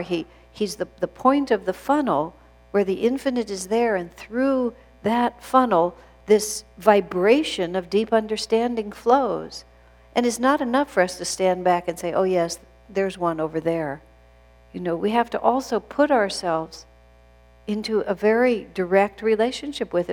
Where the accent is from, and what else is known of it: United States